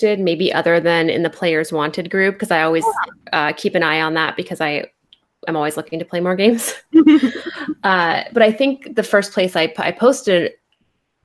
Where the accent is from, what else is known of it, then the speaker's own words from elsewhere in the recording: California, United States; I'm from California